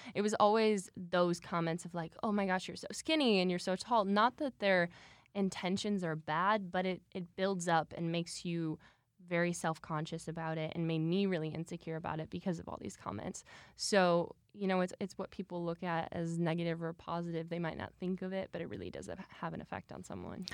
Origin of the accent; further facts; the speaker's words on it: Michigan, United States; I'm originally from Michigan, so Midwest gal at heart. Um, I started dancing originally when I was two years old, and then my mom actually opened a dance studio in Michigan when I was three. And so I grew up there